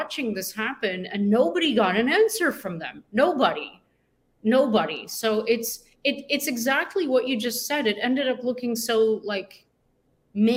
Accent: Canada; being Canadian

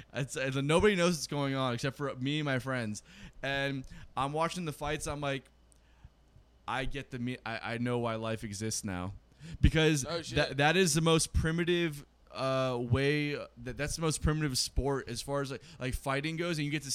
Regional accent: South Florida, United States; I grew up in South Florida in the 90s where the Miami Marlins won.

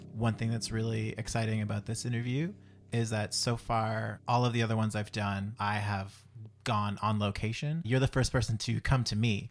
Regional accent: Antigonish, Nova Scotia, Canada; I'm from Antigonish

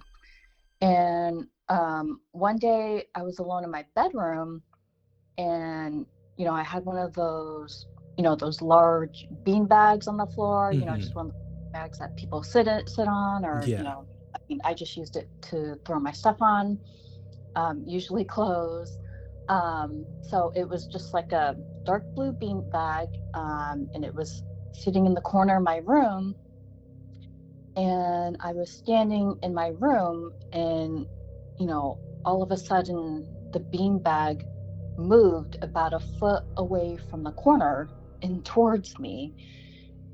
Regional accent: Sacramento, California, United States; also born or lived in Spain; a house that I grew up in Sacramento

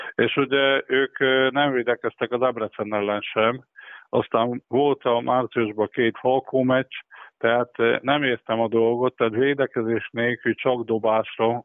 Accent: Körmend, Vas, Hungary; born or raised there

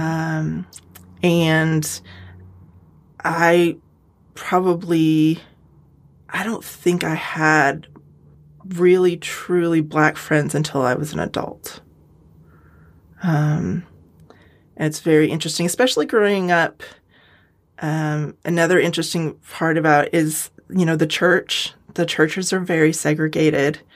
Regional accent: United States; also born or lived in California / Colorado; I grew up out west in California and Colorado

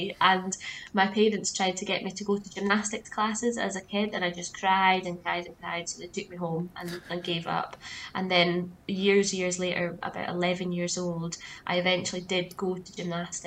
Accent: Aberdeenshire, Scotland, United Kingdom; I grew up in Aberdeenshire, right out in the countryside, surrounded by fields.

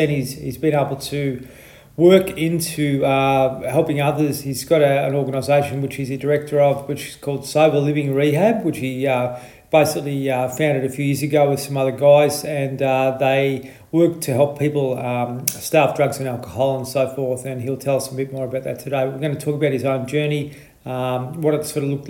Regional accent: Victoria, Australia; moved away; I'm from Victoria

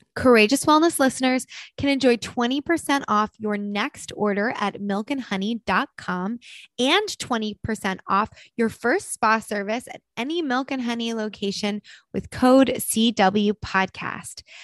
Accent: United States; moved away as an adult; also born or lived in New Jersey; now in Los Angeles, United States; I grew up in New York City and New Jersey where it was like coffee is part of the culture

